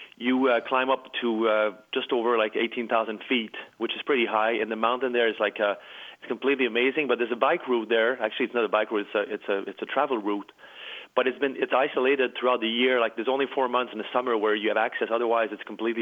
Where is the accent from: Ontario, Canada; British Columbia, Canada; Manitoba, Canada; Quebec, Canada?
Quebec, Canada; Chicoutimi; also born or lived in Montreal; now I'm back in my hometown in Chicoutimi